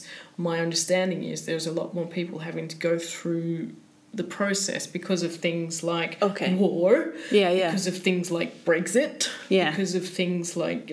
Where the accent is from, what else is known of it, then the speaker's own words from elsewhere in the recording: Sydney, New South Wales, Australia; moved away as an adult; now in Stockholm, Sweden; I come from Sydney, man.